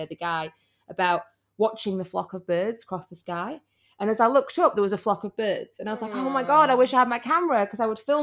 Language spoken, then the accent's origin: English; Yorkshire and the Humber, United Kingdom; I'm from Yorkshire